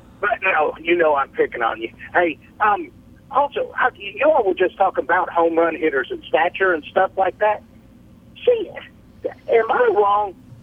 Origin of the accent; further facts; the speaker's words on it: Columbus, Georgia, United States; I graduated from Spencer High School in Columbus, Georgia